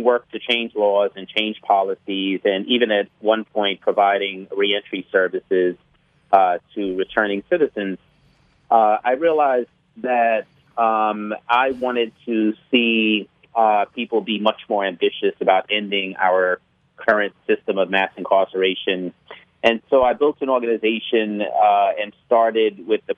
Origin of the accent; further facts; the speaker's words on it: New York City, New York, United States; I was born in New York City, Bedford-Stuyvesant, Brooklyn.